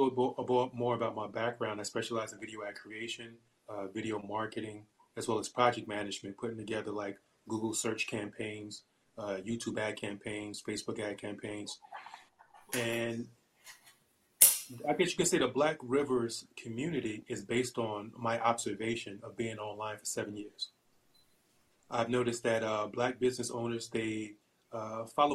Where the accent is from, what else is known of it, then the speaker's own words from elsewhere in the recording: Newark, New Jersey, United States; moved away as an adult; now in Allentown, United States; I'm originally from Newark, New Jersey, N-E-W-A-R-K, born and raised